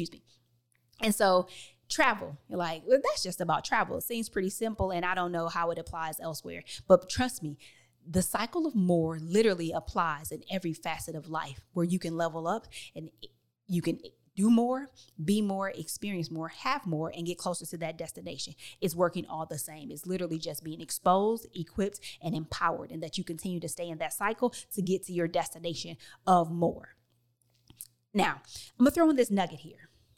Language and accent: English; Detroit, Michigan, United States; I moved all the way from Detroit, Michigan to the suburbs of Chicago.